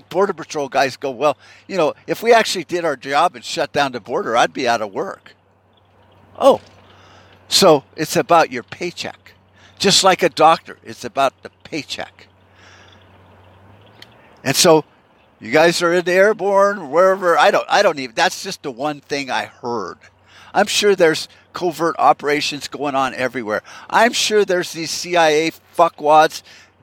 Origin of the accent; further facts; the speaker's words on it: United States; Are we that fucked up as a people? I'm talking American people